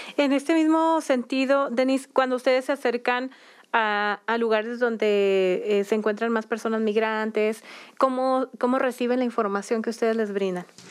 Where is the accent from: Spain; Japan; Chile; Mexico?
Mexico; somos mexicanas